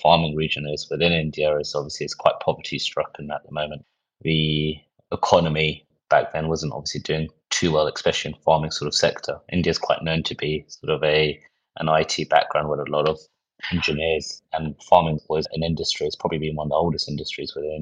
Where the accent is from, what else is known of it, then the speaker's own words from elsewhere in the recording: near Windsor, South East England, United Kingdom; also born or lived in Birmingham; born and raised probably about an hour outside of Windsor, so very close to Windsor Castle, about 10 minutes away from there.